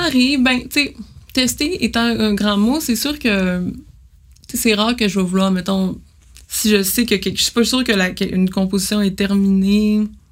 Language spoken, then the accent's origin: French; Jonquière, Quebec, Canada; moved away; also born or lived in Montreal; moi, je viens de Jonquière